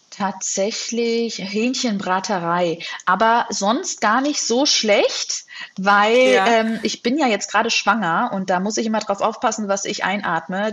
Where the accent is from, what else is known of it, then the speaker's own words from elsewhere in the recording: Hesse, Germany; also born or lived in United States; Und mein Bruder und ich, wir sind in Deutschland geboren und aufgewachsen